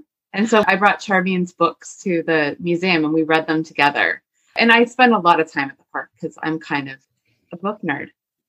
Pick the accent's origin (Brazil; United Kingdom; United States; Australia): United States; Sonoma County, California; I grew up in Sonoma County, which is where Jack London State Park is located.